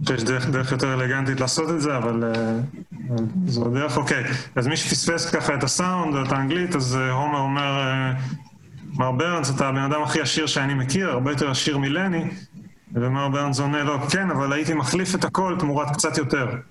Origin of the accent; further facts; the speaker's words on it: Israel; also born or lived in Colorado, United States; אני נולדתי בארץ, גדלתי בארץ